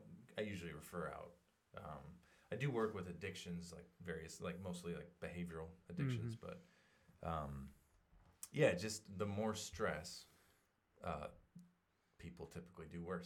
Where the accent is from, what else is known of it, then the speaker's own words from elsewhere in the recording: Portland, United States; now in Sidney, United States; I grew up in Portland and homeschooled for the first 6 years of elementary, and then went to public school.